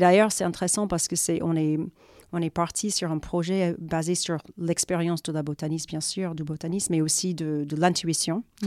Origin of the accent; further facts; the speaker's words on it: Florida, United States; accent: American; French is a second language; moved away as an adult; also born or lived in New York, United States; now in France; je suis américaine à la base. Et donc, euh, j'ai vécu, enfin, j'ai grandi en Floride, j'ai fait mes études à New York.